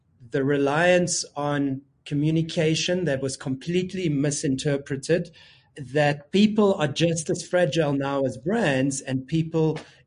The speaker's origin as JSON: {"language": "English", "country": "South Africa", "said": "we're South African and we're African"}